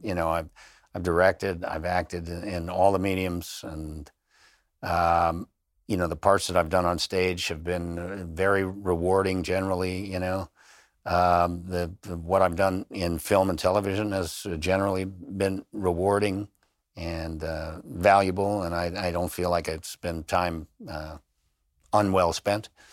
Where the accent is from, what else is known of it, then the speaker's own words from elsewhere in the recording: Highland Park, Illinois, United States; also born or lived in Blue Island, Illinois / Harvey, Illinois / Chicago South Side; he moved us from the South Side where I grew up in, uh, I was born in Blue Island, Illinois, lived in Harvey, Illinois, and then we moved up to the northern suburbs of Highland Park, and that's where I went to school